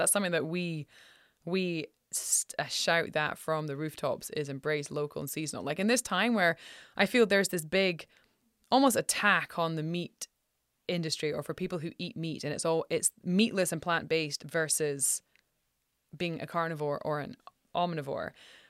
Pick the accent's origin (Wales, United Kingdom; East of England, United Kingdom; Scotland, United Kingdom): Scotland, United Kingdom; Like I remember, I'm from Scotland and I'm 44.